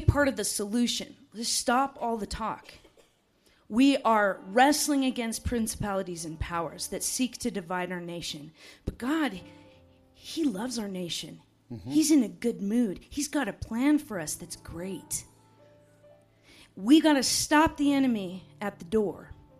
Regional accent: United States; also born or lived in Montana; I'm from Wyoming and Montana

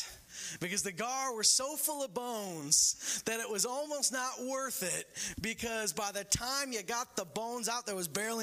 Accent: Canada; I'm born and raised in Canada

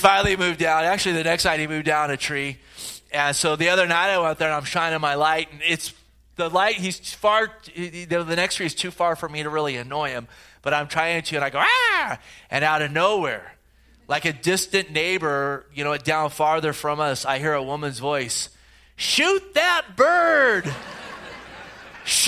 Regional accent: the Bay Area, California, United States; growing up in the Bay Area

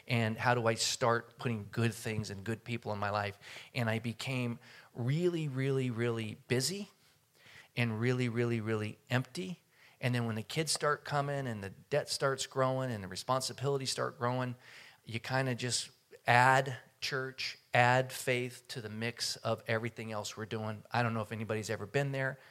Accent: Oakland, California, United States; I grew up in Oakland

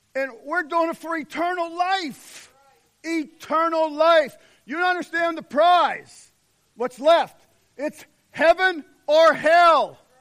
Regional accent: United States; we're American

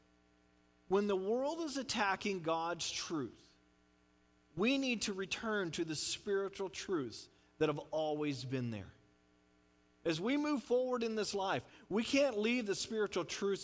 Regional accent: United States; As Christians and as American Christians

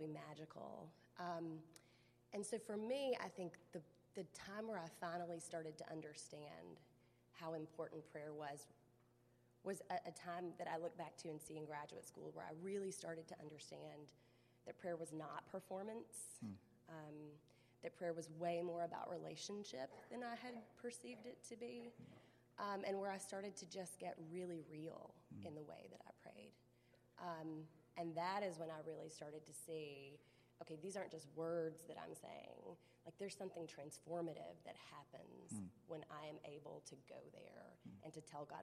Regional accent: the South, United States; I grew up in the South, right, where everybody went to church.

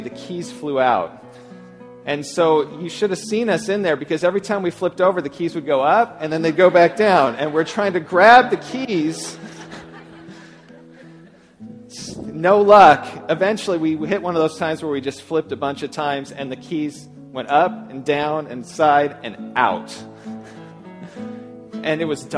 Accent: San Luis Obispo County, California, United States; I grew up in San Luis Obispo County

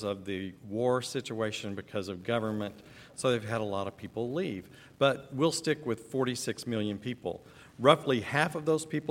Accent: Texas, United States; moved away as an adult; now in Ukraine; we're from Texas

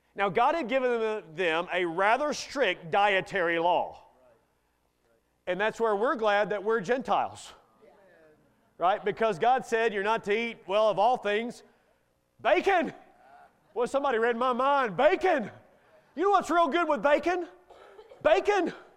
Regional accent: Kentucky, United States; I grew up in Kentucky

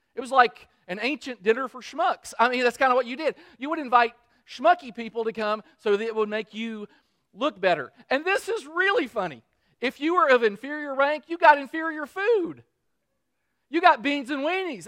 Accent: Kentucky, United States; I'm, I'm from Kentucky.

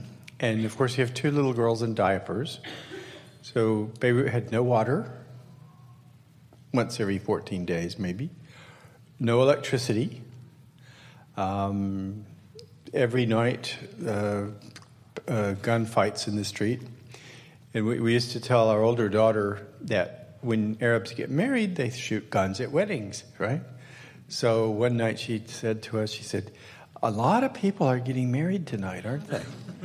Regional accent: the South, United States; also born or lived in Michigan; I'm from the South. I've lost my accent. I can't even make up a good one.

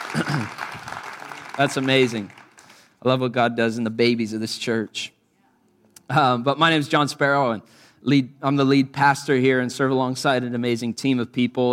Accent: United States; often I'm the only American in these settings

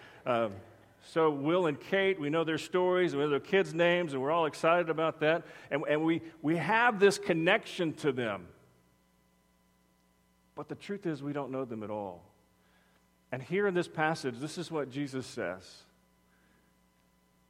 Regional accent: Texas, United States; I'm from Texas

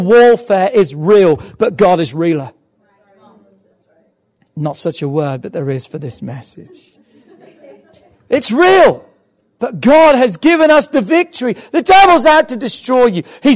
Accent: England, United Kingdom; I'm English

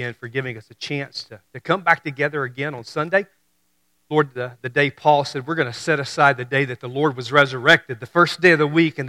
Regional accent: Memphis and Mississippi area, United States; I'm from Mississippi. I grew up in Memphis and Mississippi area

